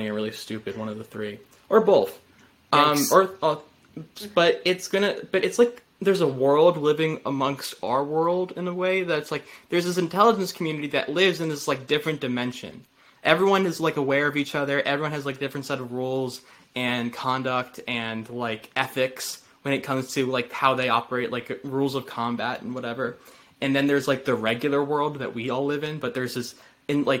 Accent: United States; as an American speaking.

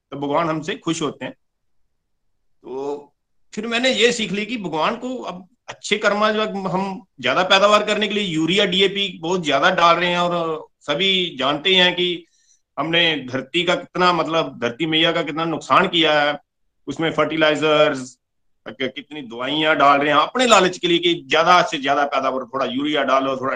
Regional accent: Pathankot, Punjab, India; और मैं पठानकोट जुग्याल का रहने वाला हूँ पेशे से मैं किसान हूँ

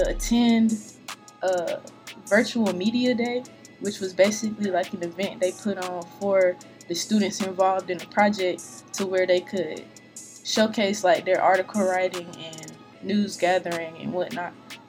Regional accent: Goldsboro, North Carolina, United States; No, I'm from Goldsboro, North Carolina.

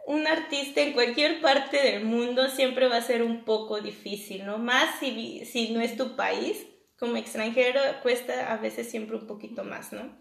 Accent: Mexico; obviamente como extranjero, como mexicano uno va a un lugar, eh, un restaurante mexicano en otro país y es difícil eh, un sazón, ¿no?

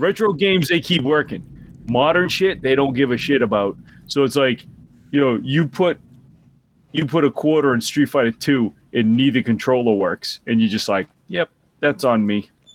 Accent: Boston, Massachusetts, United States; accent: Boston (slight)

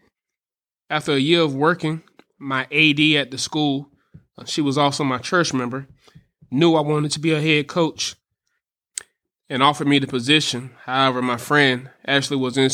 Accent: Alabama, United States; moved away as an adult; now in Tallahassee, United States; I'm from Alabama.

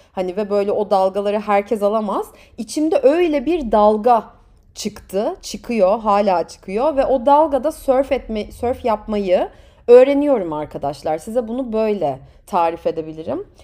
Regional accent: Turkey; moved away; also born or lived in United Kingdom / France / United States; ben de Türk'üm

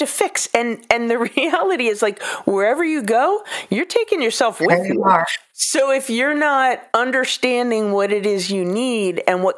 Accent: California, United States; I grew up in California

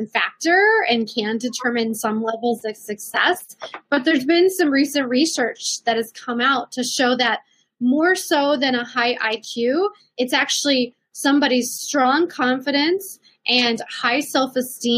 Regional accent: Midwest, United States; moved away as an adult; now in Colorado, United States; I grew up in the Midwest

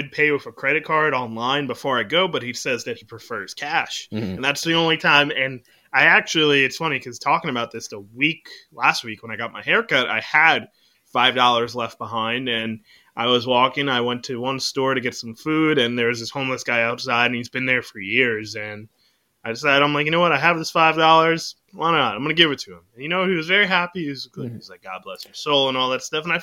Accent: New York City, New York, United States; growing up in New York

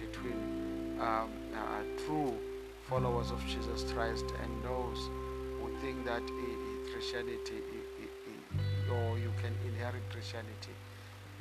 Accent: South Africa; I come from South Africa

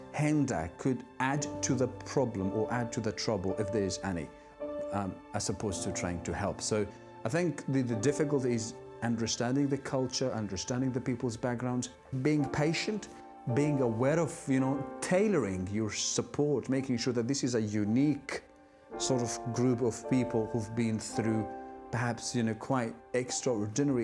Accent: Syria; moved away as an adult; also born or lived in Iraq; now in United Kingdom; I'm originally from Syria, and I now live in the United Kingdom

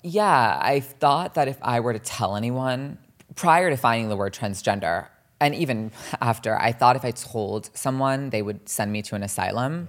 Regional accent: New Jersey, United States; also born or lived in Los Angeles / Millburn and Short Hills, New Jersey; growing up in New Jersey

